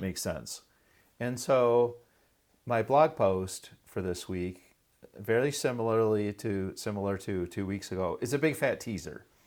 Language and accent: English; Michigan, United States; right here in Michigan, my home state